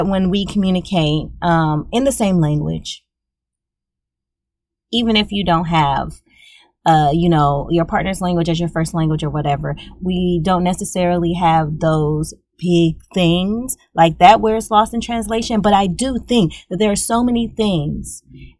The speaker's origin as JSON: {"language": "English", "region": "Louisiana", "country": "United States", "said": "I am from Louisiana. We're both Southern folks."}